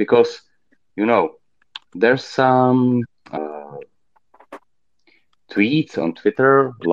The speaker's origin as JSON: {"language": "English", "country": "Czechia", "said": "I'm from Czech Republic"}